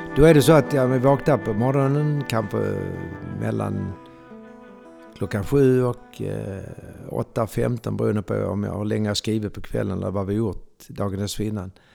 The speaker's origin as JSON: {"language": "Swedish", "town": "Malmö", "region": "Skåne", "country": "Sweden", "tie": "born or raised there", "also_born_or_lived": "Ystad / Kivik", "moved": "as an adult", "lives_now": "Stockholm, Sweden", "said": "jag är född och uppvuxen i Malmö"}